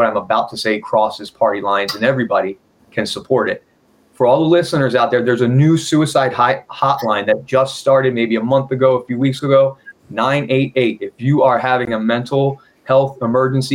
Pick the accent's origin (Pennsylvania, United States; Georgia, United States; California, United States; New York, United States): Pennsylvania, United States; Philadelphia; now in Washington, United States; I'm from Philly, and we look for the fight in people